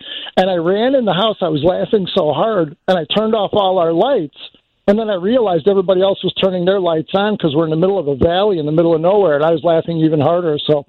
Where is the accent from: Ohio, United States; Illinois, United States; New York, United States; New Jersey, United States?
Illinois, United States; Chicago; I'm the guy from Chicago.